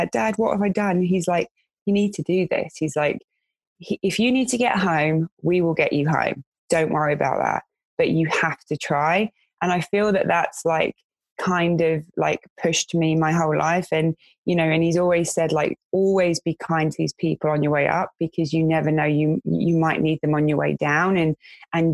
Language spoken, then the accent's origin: English; London, United Kingdom; moved away as an adult; In my area where I grew up in West London, it was you go to college, you get a trade